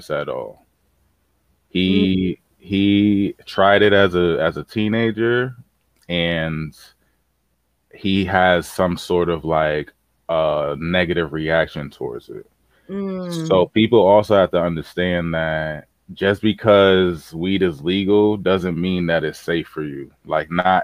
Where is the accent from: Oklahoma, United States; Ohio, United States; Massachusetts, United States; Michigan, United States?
Massachusetts, United States; Boston; as a teenager growing up in Boston